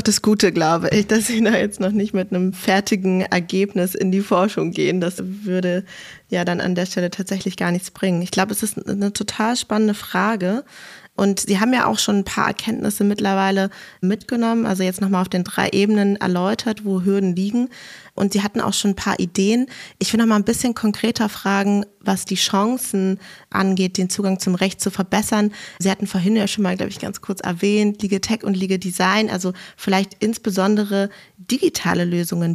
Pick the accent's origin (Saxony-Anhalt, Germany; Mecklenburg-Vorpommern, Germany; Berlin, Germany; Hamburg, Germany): Berlin, Germany; als Berlinerin